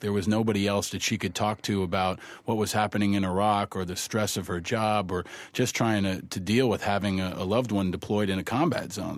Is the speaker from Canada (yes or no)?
no; New York, United States; also born or lived in Amherst, Massachusetts; I grew up here in New York